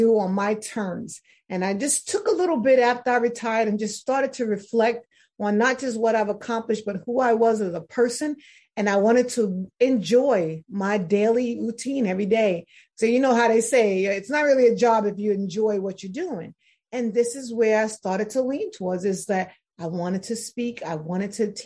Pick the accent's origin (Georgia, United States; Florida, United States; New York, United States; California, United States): New York, United States; New York City; I'm originally from New York City